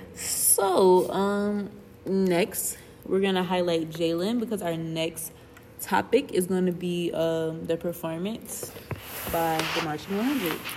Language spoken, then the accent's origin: English; Atlanta, Georgia, United States; I am a first year computer science major hailing from Atlanta, Georgia